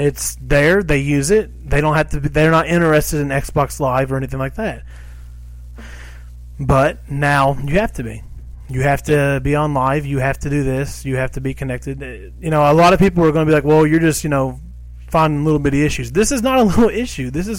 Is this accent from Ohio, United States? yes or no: no; Kentucky, United States; We're from Kentucky